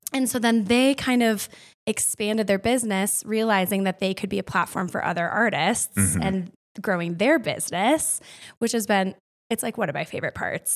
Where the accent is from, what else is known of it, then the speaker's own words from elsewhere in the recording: Winona, Minnesota, United States; also born or lived in Madison, Wisconsin; now in Steamboat Springs, United States; I'm also from the Midwest. So I grew up in Winona, Minnesota.